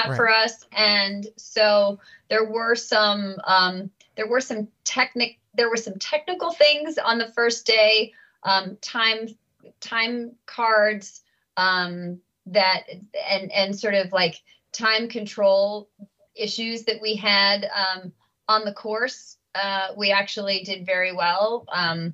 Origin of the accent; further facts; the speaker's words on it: United States; to be from the U.S.